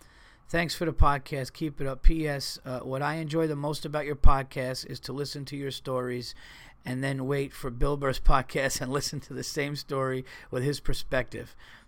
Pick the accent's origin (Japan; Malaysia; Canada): Canada; Montreal, Quebec; I come from Montreal, where winters are absolutely brutal.